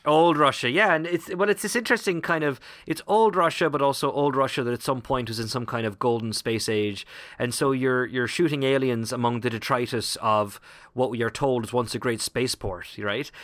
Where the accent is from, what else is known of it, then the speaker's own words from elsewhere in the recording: Ireland; moved away; as an Irishman